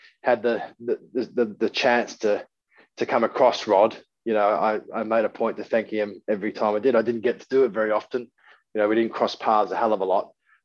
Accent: Western Australia, Australia; my home state

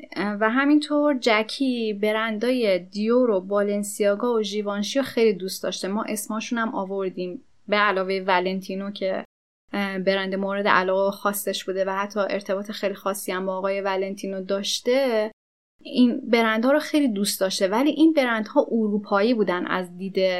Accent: Iran; ما ایرانیم

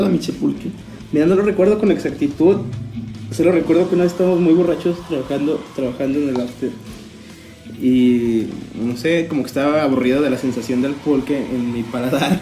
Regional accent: Mexico; lo único que mantenemos como mexicanos

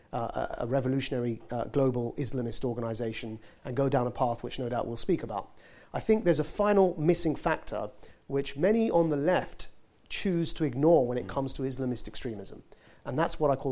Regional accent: Southend-on-Sea, East of England, United Kingdom; I was born and raised in Essex in Southend

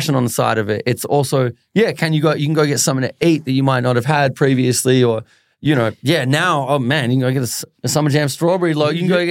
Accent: Melbourne, Victoria, Australia; us growing up in Melbourne, Australia

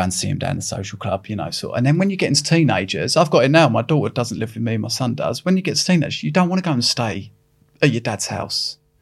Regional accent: Epping, East of England, United Kingdom; I'm from a little town in Epping, and, uh, we didn't have no money

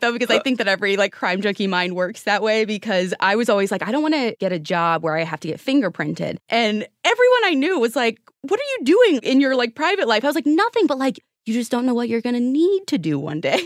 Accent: Midwest, United States; moved away; also born or lived in Arizona; I grew up in the Midwest in an area that was, like, overcast all the time. And I ended up moving to Arizona

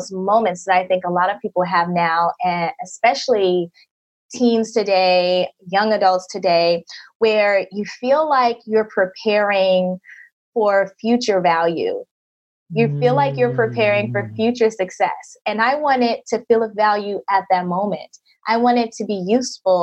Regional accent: United States; moved away as an adult; my home country in the US

